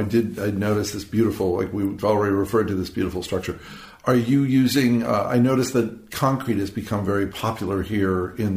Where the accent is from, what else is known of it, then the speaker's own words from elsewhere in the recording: Washington, District of Columbia, United States; I'm from Washington, D.C.